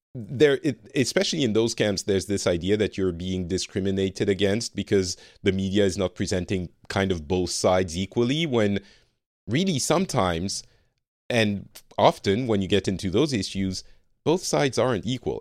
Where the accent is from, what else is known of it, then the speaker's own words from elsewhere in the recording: France; now in Finland; I am from France originally, but I currently live in Finland